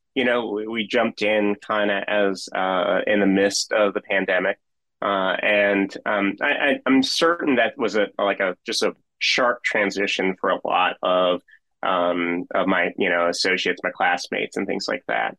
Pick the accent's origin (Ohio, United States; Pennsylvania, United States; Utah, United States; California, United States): Pennsylvania, United States; Philadelphia; moved away as an adult; now in West Virginia, United States; I grew up in Philadelphia, um, and spent the first thirty years of my life there.